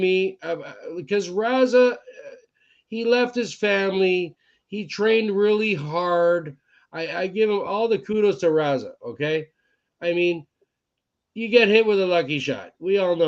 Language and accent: English; Scotland, United Kingdom; I'm Scottish